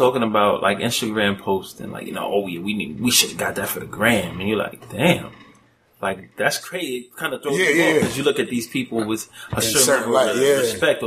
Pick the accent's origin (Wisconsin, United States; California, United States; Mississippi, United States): Wisconsin, United States; Milwaukee; also born or lived in Louisiana / New York; I was born in Louisiana. Mm-hmm. I grew up in Milwaukee. I went to high school in Milwaukee